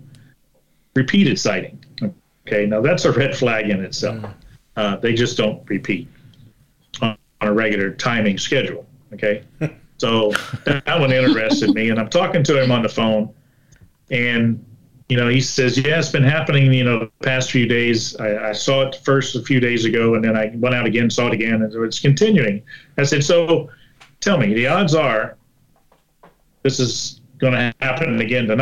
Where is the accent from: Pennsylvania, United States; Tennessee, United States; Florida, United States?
Florida, United States; I'm from Florida.